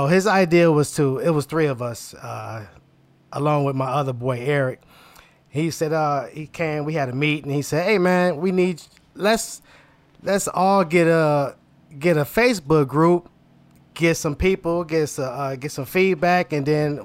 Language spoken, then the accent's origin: English; Inkster, Michigan, United States; I came from Inkster, just all black